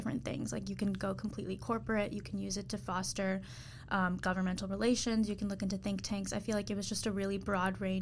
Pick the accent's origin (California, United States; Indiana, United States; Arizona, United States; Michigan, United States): Michigan, United States; Troy; So I am from Michigan. I'm from Troy. It's like 40 minutes from Detroit.